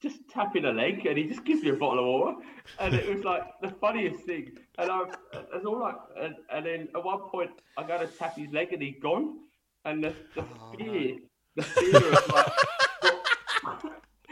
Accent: England, United Kingdom; accent: English; me having my English accent

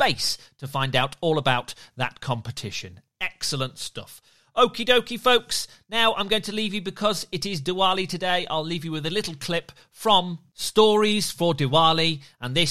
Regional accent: Birmingham, West Midlands, United Kingdom; I grew up in Birmingham in England

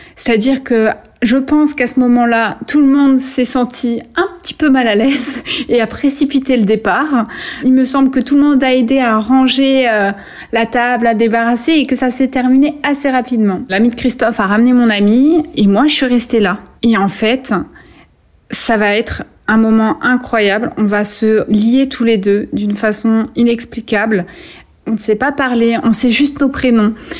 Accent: Vierzon, Centre-Val de Loire, France; moved away as an adult; also born or lived in Atlanta, United States; Quand j'arrive à Vierzon, c'est un peu le choc. C'est pourtant la ville où j'ai grandi

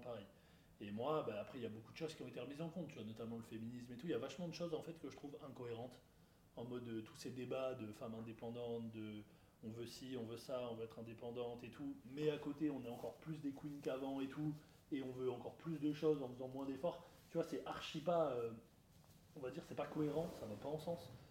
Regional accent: France; je parle vraiment chez nous en France.

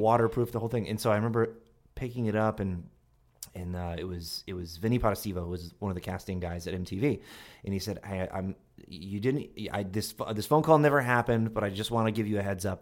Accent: Longmeadow, Massachusetts, United States; From, um, Long Meadow, Massachusetts, which is near Springfield, Massachusetts

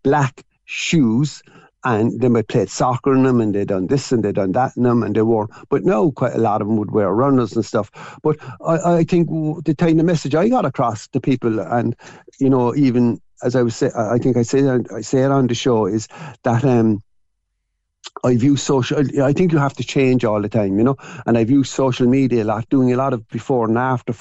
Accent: Cork, Munster, Ireland; At seven, I lived in Peacock Lane, and then we moved at seven. Our first shop was where Shandon Flowers is now

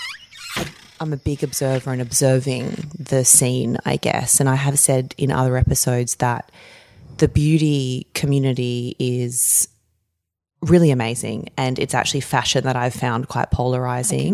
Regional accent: Campbelltown, New South Wales, Australia; also born or lived in Narellan / Camden; I grew up earlier in Campbelltown and Bradbury

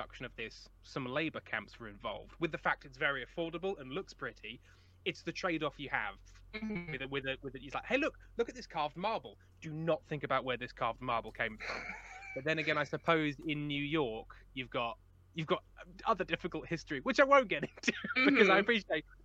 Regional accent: Watford, East of England, United Kingdom; moved away; I'm originally from just outside of London. In a beautiful town of Watford

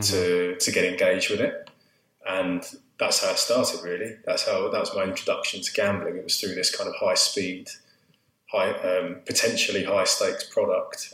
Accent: Southend-on-Sea, East of England, United Kingdom; I grew up in Essex, in Southend, which is where I still live now

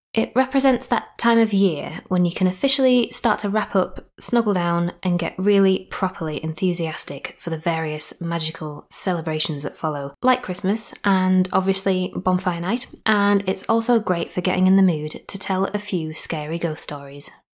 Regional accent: Yorkshire and the Humber, United Kingdom; I'm from Yorkshire, so I kind of consider anything from there upwards to be the north of Britain for me

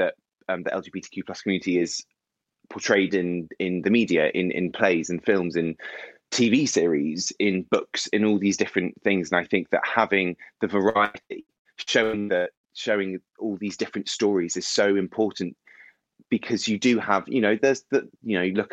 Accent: Bournemouth, South West England, United Kingdom; So I grew up just outside of Bournemouth, which is on the south coast of England.

